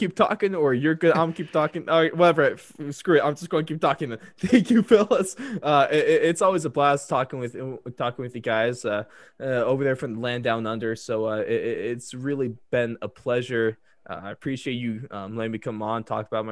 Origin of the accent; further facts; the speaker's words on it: United States; I'm American